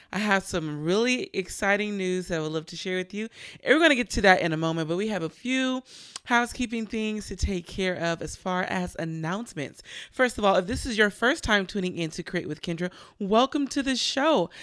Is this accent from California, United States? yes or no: yes; Richmond, California, United States; Richmond, California, my hometown.